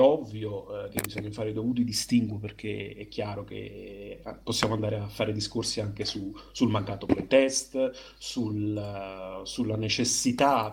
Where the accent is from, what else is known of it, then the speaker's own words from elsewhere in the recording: Naples, Campania, Italy; io da buon napoletano